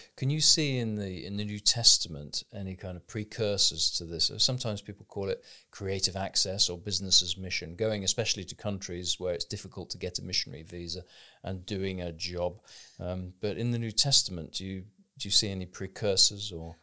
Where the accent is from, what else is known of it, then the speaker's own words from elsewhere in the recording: United Kingdom; I'm a British person reading in English with a certain educational background